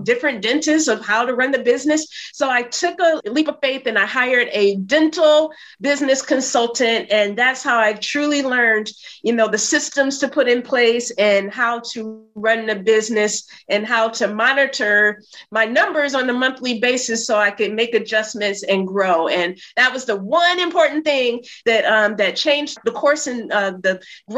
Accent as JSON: {"language": "English", "town": "Flint", "region": "Michigan", "country": "United States", "also_born_or_lived": "New York City", "moved": "as an adult", "lives_now": "New York, United States", "said": "I'm from Flint, Michigan, had no idea that I would end up living in New York."}